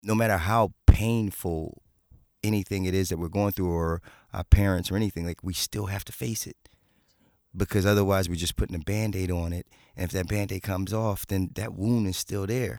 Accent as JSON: {"language": "English", "town": "Philadelphia", "region": "Pennsylvania", "country": "United States", "tie": "born or raised there", "said": "I grew up in Philadelphia"}